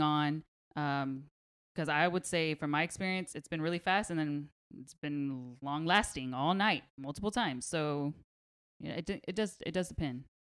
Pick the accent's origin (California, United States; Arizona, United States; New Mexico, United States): California, United States; Pasadena; I'm from Pasadena.